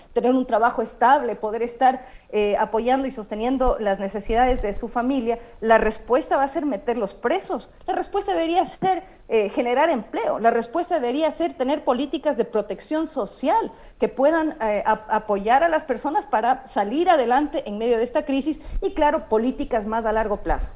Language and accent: Spanish; Ecuador; como sociedad ecuatoriana